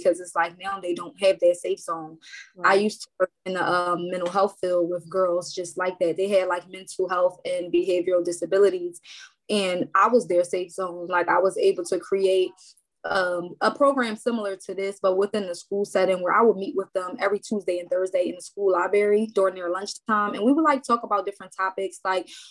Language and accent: English; Philadelphia, Pennsylvania, United States; moved away as an adult; now in Willow Grove, Montgomery County, United States; North Philly, North Philadelphia